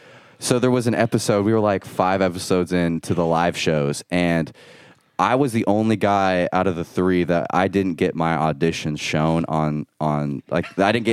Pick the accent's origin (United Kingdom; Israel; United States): United States; Iowa; And I'm 18. I mean, I grew up in Iowa.